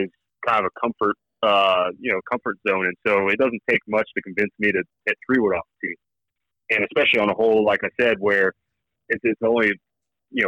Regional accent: Oklahoma, United States; I'm from Oklahoma. I went to Oklahoma State. I still live in Oklahoma

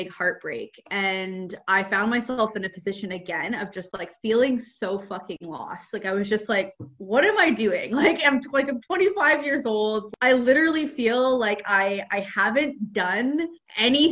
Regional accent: Ontario, Canada; moved away as an adult; I'm from Canada. I grew up in Ontario

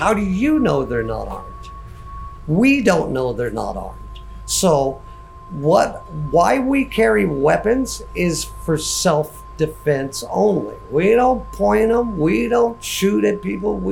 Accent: Arizona, United States; I'm from Arizona

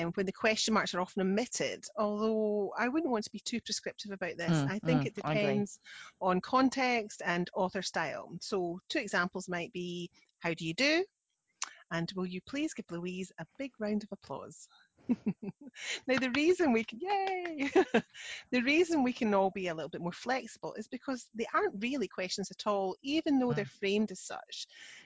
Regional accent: Scotland, United Kingdom; I'm the Scottish one

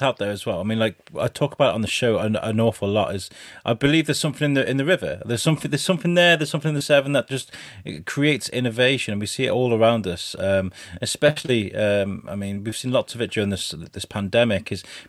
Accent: Shrewsbury, West Midlands, United Kingdom; moved away; I am Shropshire born and bred. I was born in Shrewsbury, but I only came to Shrewsbury to live sort of 3-4 years ago, and I'm never going anywhere else.

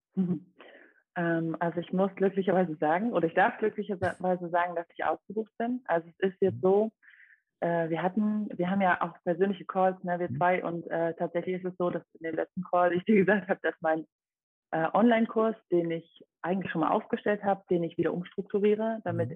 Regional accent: Dresden, Saxony, Germany; also born or lived in Rome, Italy; ich komme aus Dresden

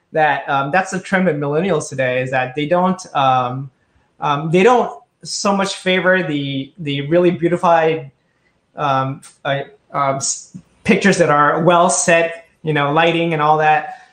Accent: Indonesia; now in Tokyo, Japan; I grew up in Indonesia, and this was 30 years ago

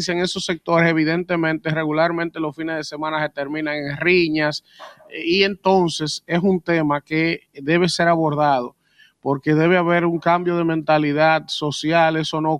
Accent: Dominican Republic; Yo soy dominicano, pero Rosy.

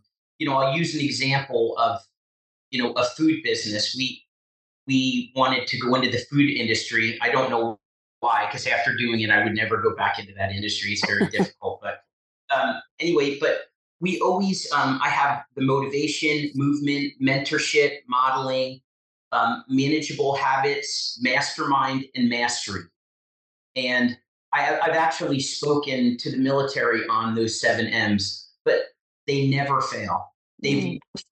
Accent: Chester, New Jersey, United States; also born or lived in Blairstown, New Jersey; I was born and raised in Chester, New Jersey

